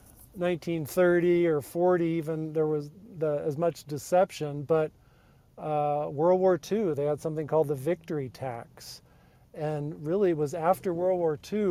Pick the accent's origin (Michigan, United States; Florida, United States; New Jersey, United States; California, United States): California, United States; San Jose; the Bay Area where I grew up in San Jose